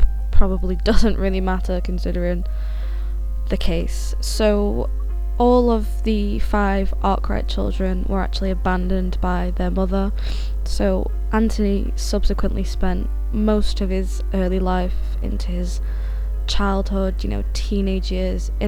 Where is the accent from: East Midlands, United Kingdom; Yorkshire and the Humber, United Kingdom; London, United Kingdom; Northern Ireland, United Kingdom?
Yorkshire and the Humber, United Kingdom; Sheffield; I'm from Sheffield in South Yorkshire